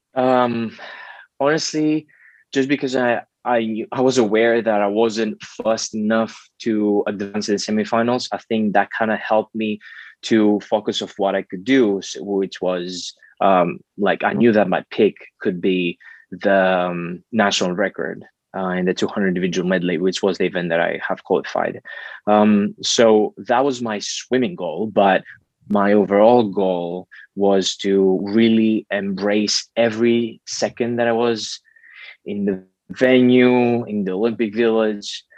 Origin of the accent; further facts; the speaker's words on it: Greece; growing up in Greece, I grew up with in a great family